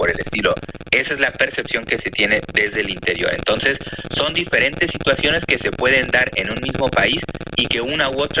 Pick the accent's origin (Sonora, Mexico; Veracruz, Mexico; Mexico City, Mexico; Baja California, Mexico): Baja California, Mexico; En Instagram estoy como … BC es porque soy del estado de Baja California